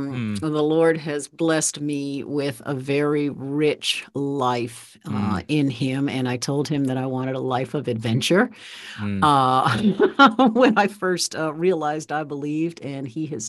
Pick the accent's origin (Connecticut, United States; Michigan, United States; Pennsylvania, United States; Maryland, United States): Maryland, United States; Baltimore; I grew up in Baltimore, and I grew up in a church where we were churched. We went to a church in Walbrook Junction in Baltimore, and I was the church organist.